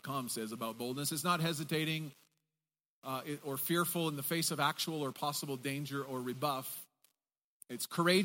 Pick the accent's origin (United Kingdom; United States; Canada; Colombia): Canada